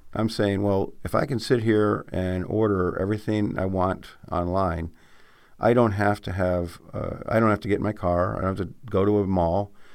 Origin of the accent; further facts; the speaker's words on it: Adirondacks, New York, United States; I grew up in the Adirondacks